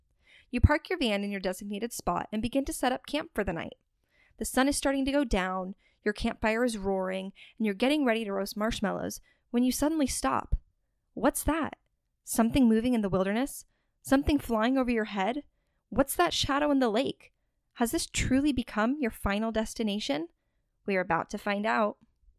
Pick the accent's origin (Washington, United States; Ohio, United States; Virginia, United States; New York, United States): Washington, United States; Spokane; also born or lived in Camas, Washington / Pullman, Washington / Portland, Oregon; I was born and raised in the Pacific Northwest, having grown up in Spokane, Washington, and then moving to Camas, Washington, going back to school in Pullman, Washington, go Cougs, and now working in Portland, Oregon.